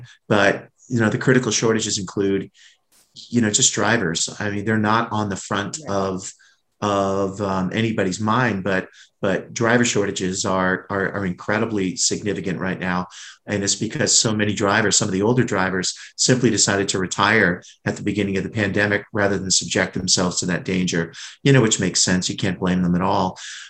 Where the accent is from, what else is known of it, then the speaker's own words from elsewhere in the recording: New England, United States; because like you, I'm from New England and I know what those lobster rolls are like up in Connecticut and Massachusetts.